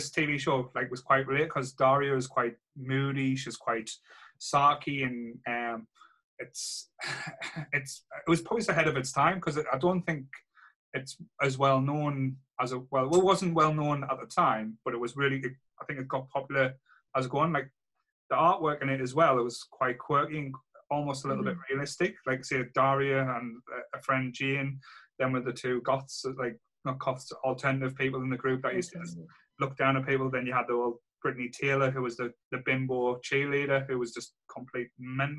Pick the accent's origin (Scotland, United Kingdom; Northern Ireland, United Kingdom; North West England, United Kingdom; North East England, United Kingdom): North East England, United Kingdom; Sunderland; growing up in Rye in Sunderland